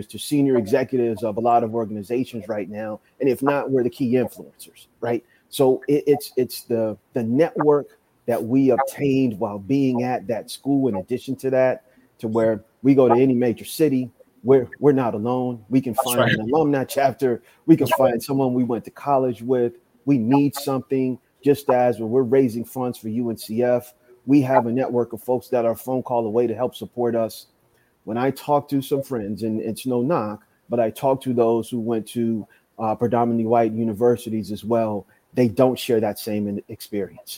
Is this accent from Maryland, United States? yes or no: yes; Rockville, Maryland, United States; I grew up in Maryland, outside of D.C., a city called Rockville, Maryland